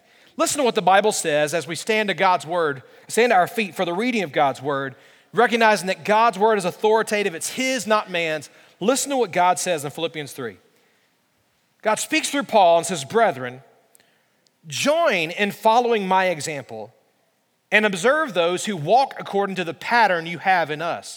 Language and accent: English; Montgomery, Alabama, United States; moved away as an adult; also born or lived in Nashville, Tennessee / Lynchburg, Virginia / Christiansburg, Virginia; My parents moved to Montgomery, Alabama when I was a year old, and there I was raised